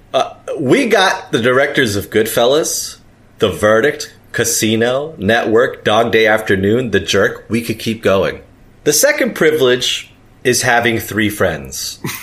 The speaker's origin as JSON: {"language": "English", "town": "New York City", "region": "New York", "country": "United States", "said": "I'm from New York City"}